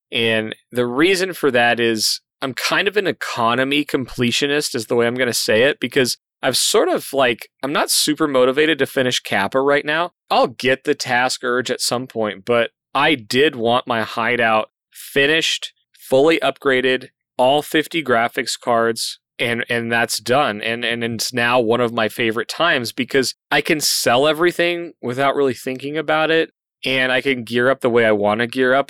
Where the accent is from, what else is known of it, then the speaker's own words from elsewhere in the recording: Colorado, United States; I grew up in Colorado